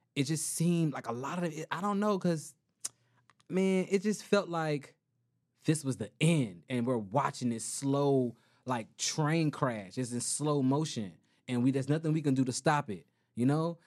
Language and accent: English; Miami, Florida, United States; I'm from Miami.